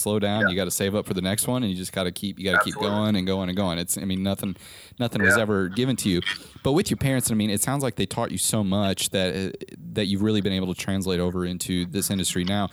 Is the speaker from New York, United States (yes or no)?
no; Nebraska, United States; I'm originally from Nebraska, which is crazy, middle of America